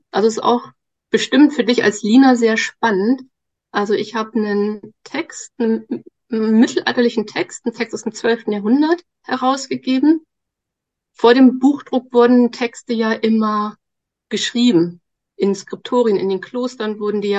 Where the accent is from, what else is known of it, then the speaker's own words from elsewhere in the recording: Lower Saxony, Germany; also born or lived in Osnabrück / Darmstadt; nee, also, äh, in Niedersachsen, also hier schon in der Nähe von Bremen. Kann ich ja ganz kurz erzählen. Genau, ich bin hier auf dem Land aufgewachsen. Ich bin eine echte Norddeutsche.